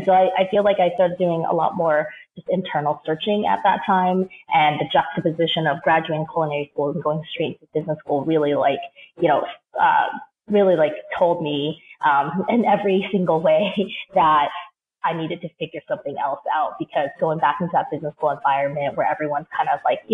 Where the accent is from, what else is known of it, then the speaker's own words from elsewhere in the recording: Seattle, Washington, United States; moved away as an adult; also born or lived in New York; I grew up in Seattle, so came to New York